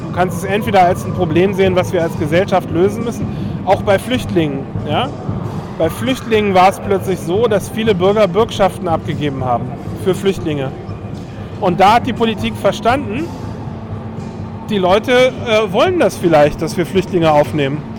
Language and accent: German; Berlin, Germany; ich bin in Berlin aufgewachsen